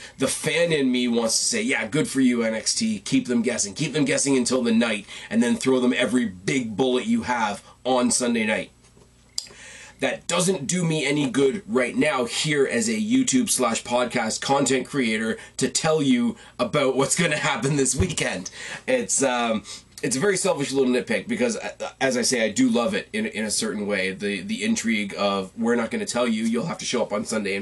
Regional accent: Canada; I am the Canadian

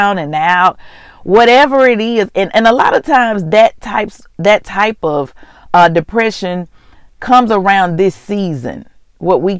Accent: Mississippi, United States; moved away as an adult; also born or lived in Houston, Texas; I'm from Mississippi, but I was living in Houston for about 17 years. I moved back

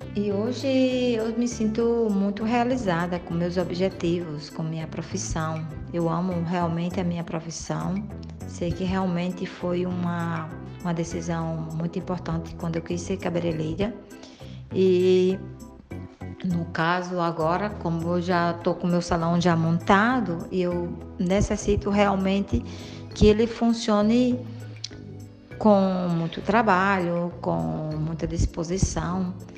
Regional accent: Mossoró, Rio Grande do Norte, Brazil; moved away as an adult; now in Madrid, Spain; sou de Mossoró e vivo hoje recentemente em Madrid, na Espanha

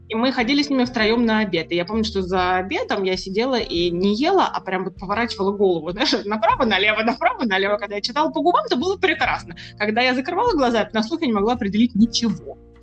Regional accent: Moscow, Russia; moved away as an adult; now in Amsterdam, Netherlands; вот уже пятнадцать лет, как я коренная москвичка, живу в Голландии, в городе Амстердаме

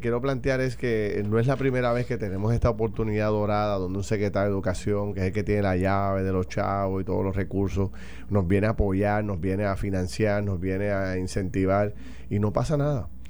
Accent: Puerto Rico; nosotros como puertorriqueños

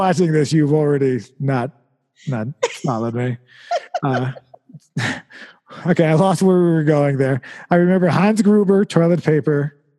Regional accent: Vermont, United States; I like walk in for directions because I'm from Vermont, you know

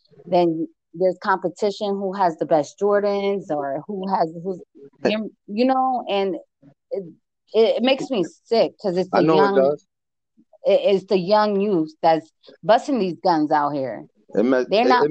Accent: Bridgeport, Connecticut, United States; now in Las Vegas, United States; growing up in Bridgeport, Connecticut

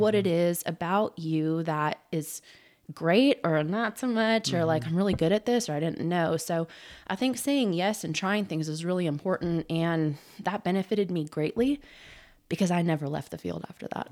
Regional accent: Southern California, United States; now in Oklahoma, United States; I grew up in Southern California and started playing soccer at seven years old

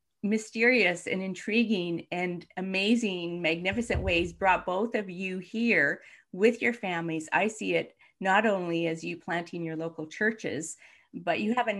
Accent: Alberta, Canada; I was born and raised here out in Alberta. My parents were, and my in-laws were, all came from white Belarus and Ukraine. So I have that same sense of coming from somewhere else

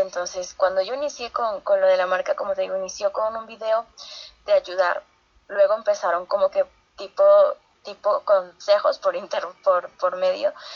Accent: San Pedro de Casta, Lima, Peru; cuando yo tenía 15 años en, en mi pueblo, San Pedro de Casta

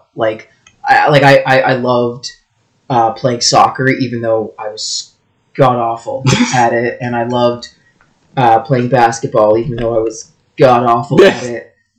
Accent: Thornhill, Ontario, Canada; born and raised in Thornhill, which is just north of Toronto. It's like the first like suburb north of Toronto as part of like the GTA, part of Vaughan.

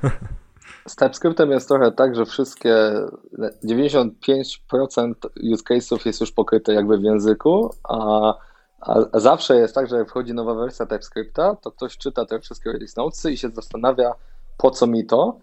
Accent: Poland; jestem, e, z Polski

